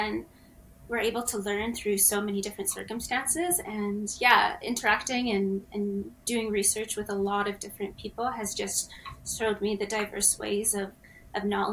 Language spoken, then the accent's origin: English; Ontario, Canada; also born or lived in Egypt / Calgary, Canada; now in Australia; from Egypt and immigrated to Canada really young, probably 3. So I grew up in Ontario, then moved to Calgary